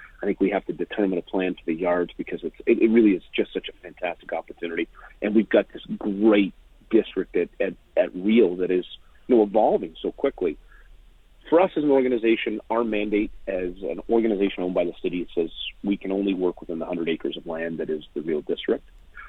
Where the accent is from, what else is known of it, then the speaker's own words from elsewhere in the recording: Edmonton, Alberta, Canada; I came from Edmonton where we went from the transition of Edmonton Northlands and Rexall Place into Rogers Place downtown.